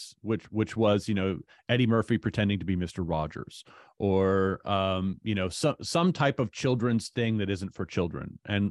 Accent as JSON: {"language": "English", "town": "Hamilton", "region": "Ontario", "country": "Canada", "tie": "born or raised there", "said": "I grew up in Hamilton."}